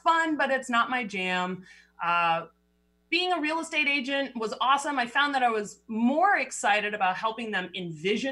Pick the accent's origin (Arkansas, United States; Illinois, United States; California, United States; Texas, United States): California, United States; Berkeley; moved away as an adult; also born or lived in Boulder, Colorado; now in Seattle, United States; I grew up in Berkeley, California, went to school at Boulder